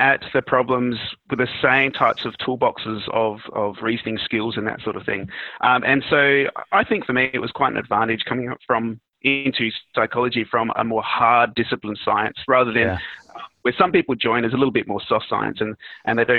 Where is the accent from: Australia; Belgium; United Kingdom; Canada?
Australia; country South Australia; also born or lived in Sweden; now in Adelaide, Australia; I grew up in South Australia, in country South Australia